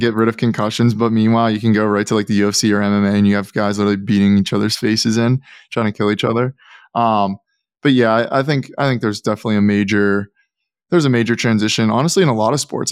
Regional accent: Pittsburgh, Pennsylvania, United States; I'm from Pittsburgh

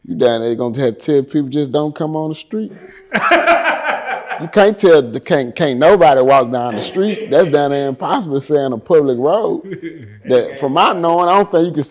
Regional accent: Houston, Texas, United States; I'm from Tickwood across the track

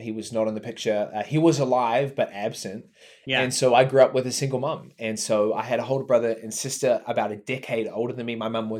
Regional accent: New Zealand; Dude, so I grew up here in New Zealand, which I think is an important note because it's radically different to a lot of the world.

